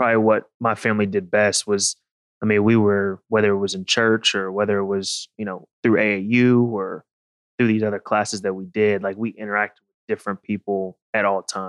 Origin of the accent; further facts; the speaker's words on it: Houston, Texas, United States; so I grew up, I was born in Houston, Texas. Mm-hmm. We kind of moved around because of my dad's job. But mainly we're kind of settled in Texas.